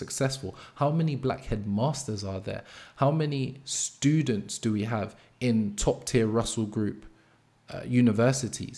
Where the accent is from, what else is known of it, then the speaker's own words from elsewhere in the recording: London, United Kingdom; I grew up in Brixton, Angel Town